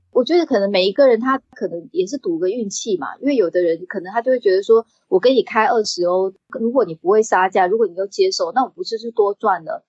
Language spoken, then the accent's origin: Chinese; Taiwan; 因为我是在台，台湾长大的嘛